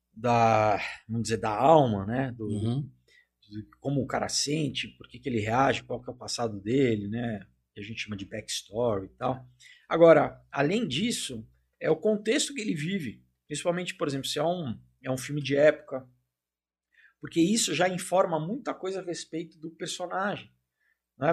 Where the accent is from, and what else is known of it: Brazil; also born or lived in United States